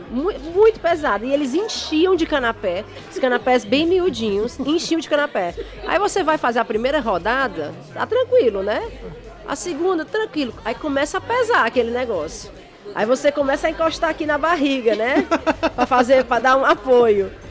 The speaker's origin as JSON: {"language": "Portuguese", "region": "Ceará", "country": "Brazil", "accent": "Cearense", "lives_now": "United Kingdom", "said": "Não, eu sou cearense mesmo e eu falo com sotaque mesmo. Minhas amigas toda vida ficam frescando comigo quando eu volto. Está, tu mora 10 anos lá na Inglaterra, tu ainda fala desse jeito?"}